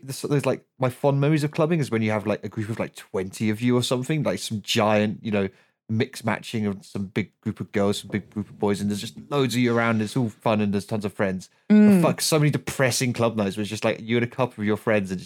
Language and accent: English; outside of Brighton, South East England, United Kingdom; my hometown, which is outside of Brighton